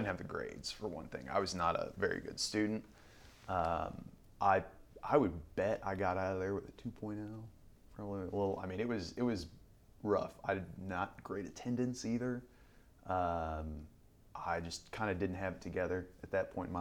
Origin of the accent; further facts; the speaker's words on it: Collinsville, Illinois, United States; ended up settling in Collinsville, Illinois, right across the river.